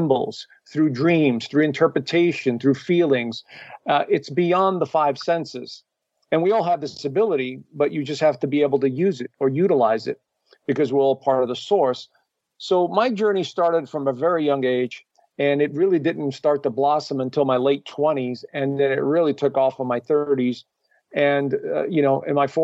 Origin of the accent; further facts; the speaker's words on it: New York, United States; I grew up in New York and to a traditional Italian family that, you know, just straight off the boat